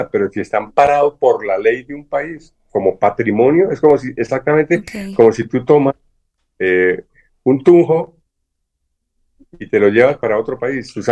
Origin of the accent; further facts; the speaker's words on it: Colombia; yo soy ciudadano colombiano, no permito, como, como ciudadano colombiano, no permito en el mundo que nadie utilice mi voz.